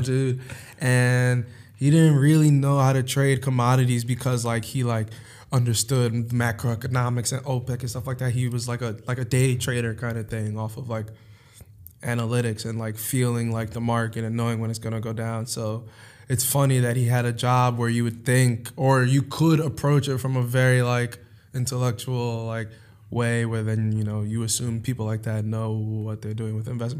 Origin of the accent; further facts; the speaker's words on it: New York City, New York, United States; also born or lived in Hewlett, Long Island, New York; I'm originally from Harlem, New York. I uh, moved out of Harlem when I was like or Spanish Harlem, if you want to get particular. Uh, but moved out when I was like 11 or so. Um, and moved to Long Island